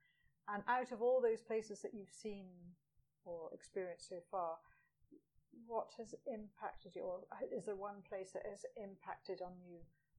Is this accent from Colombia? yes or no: no; Edinburgh, Scotland, United Kingdom; I'm from Edinburgh.